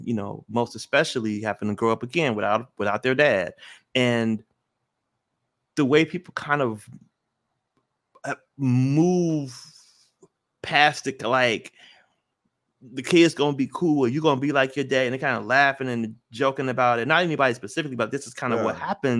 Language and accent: English; Memphis, Tennessee, United States; Like again, you know, I'm from Memphis.